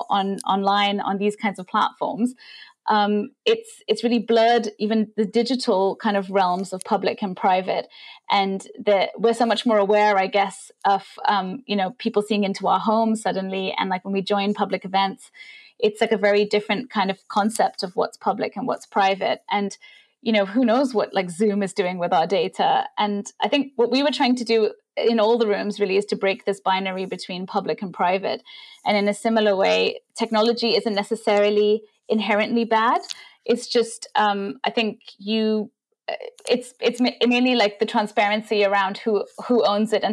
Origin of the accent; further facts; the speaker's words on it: India; moved away; I grew up in India